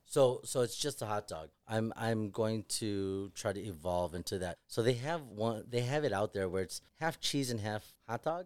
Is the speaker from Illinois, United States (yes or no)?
yes; Chicago, Illinois, United States; we're all Chicago guys.